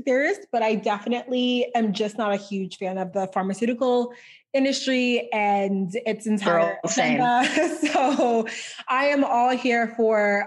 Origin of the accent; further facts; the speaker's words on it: Port of Spain, Trinidad & Tobago; also born or lived in Boston; now in Texas, United States; I'm from Trinidad and Tobago. So I was born in Port of Spain, Trinidad, but most of my family lives in Tobago